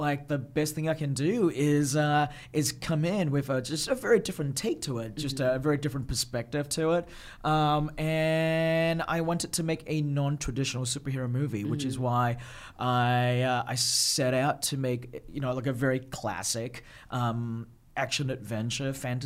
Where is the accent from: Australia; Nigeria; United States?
Australia; also born or lived in Malaysia; I was born in Malaysia. Yeah. I grew up in Australia